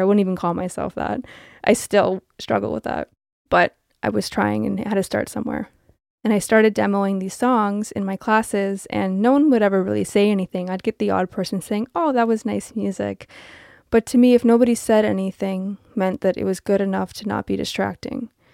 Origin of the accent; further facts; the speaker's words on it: Toronto, Ontario, Canada; I am from Toronto